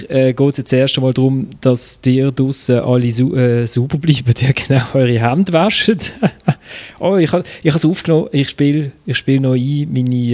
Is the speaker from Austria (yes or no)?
no; Switzerland; aber ich finde, das kann man eigentlich als Schweizer als Schweizer äh, Fußballfan kann man auch diesen Match äh, anschauen.